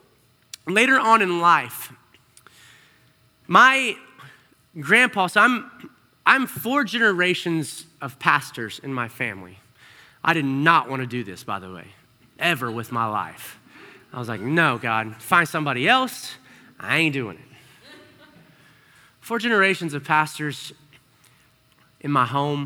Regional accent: Arkansas, United States; I grew up in Arkansas

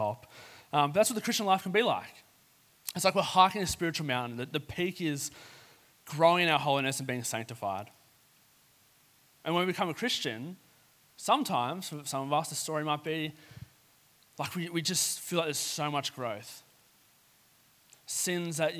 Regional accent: Sutherland Shire, New South Wales, Australia; I grew up in the Southern Shire, right near the National Park or the South Coast.

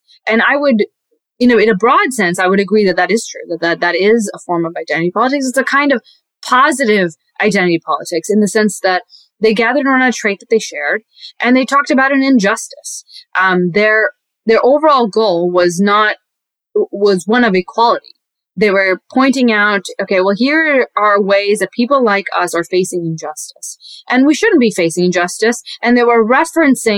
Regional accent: Texas, United States; also born or lived in Pakistan; I was raised in Texas

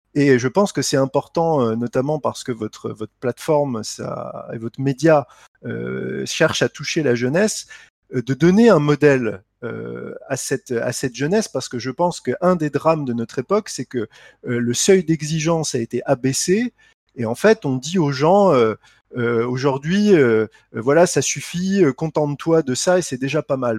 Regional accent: Lunéville, Grand Est, France; also born or lived in Nancy / Reims; je suis euh, de Lorraine, j'ai grandi euh, à Lunéville

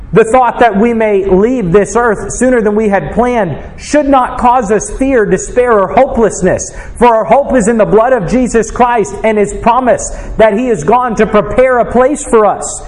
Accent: United States; as an American

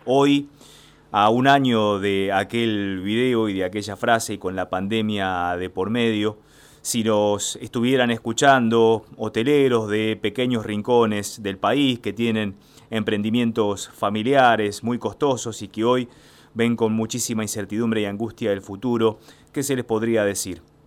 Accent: San Clemente del Tuyú, Buenos Aires Province, Argentina; yo soy de San Clemente del Tuyú

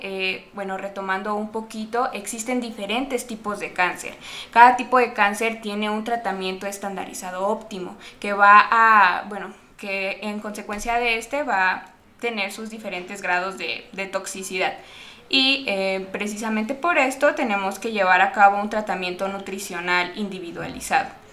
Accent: Mexico; que no tenemos la cultura como, como mexicano de, tratarnos

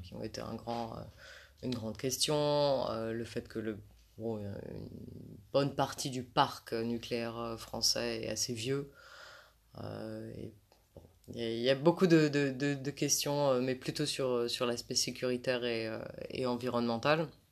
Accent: France; en tant que française

